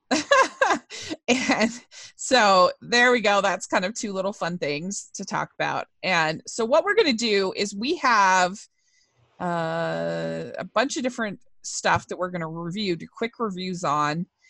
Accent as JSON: {"language": "English", "region": "Utah", "country": "United States", "said": "I'm from Utah, which is very dry"}